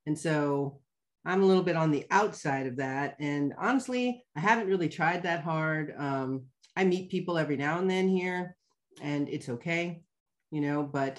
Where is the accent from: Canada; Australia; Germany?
Germany; also born or lived in Mannheim, Germany; I mean, German. You know, I had a lot more, I mean, I still have friends that I visit, but we moved from Mannheim, which is a big city, to a smaller city.